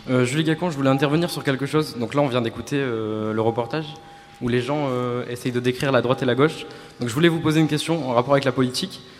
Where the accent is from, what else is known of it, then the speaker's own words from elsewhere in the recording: Algeria; now in France; Parce que je ne suis pas français, je suis algérien.